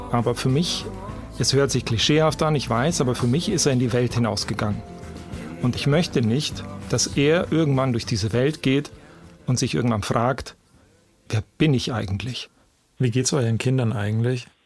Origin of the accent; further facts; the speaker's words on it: Memmingen, Bavaria, Germany; now in Munich, Germany; Aufgewachsen bin ich dann im Allgäu, in Memmingen. Und seit über zehn Jahren lebe ich in München. Ich bin also ein zentralasiatischer Russland-Bayer aus dem Allgäu.